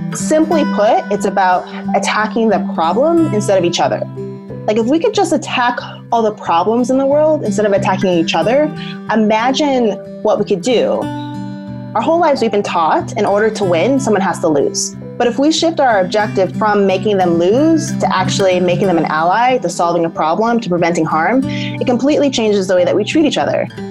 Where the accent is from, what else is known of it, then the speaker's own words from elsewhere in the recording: Southern Oregon, United States; I was born in Southern Oregon, in a more kind of white, affluent area, and I'm biracial.